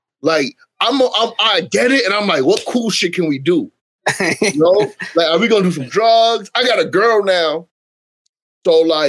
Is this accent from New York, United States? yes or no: yes; New York City, New York, United States; also born or lived in Bronx; Born and raised in New York City.